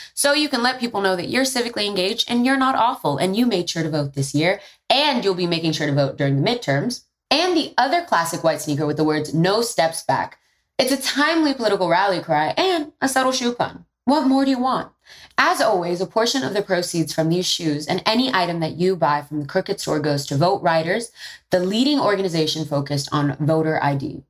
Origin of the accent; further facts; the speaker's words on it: New York City, New York, United States; I'm from the Bronx and I'm first generation American on my dad's side.